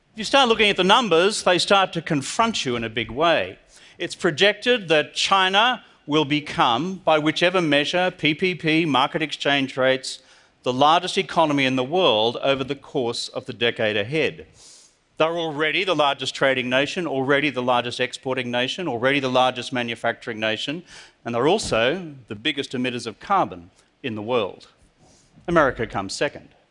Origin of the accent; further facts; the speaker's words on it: Australia; I'm from Australia.